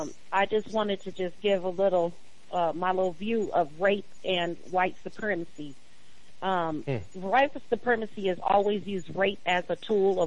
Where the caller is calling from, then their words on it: Arizona, United States; I'm calling from Arizona.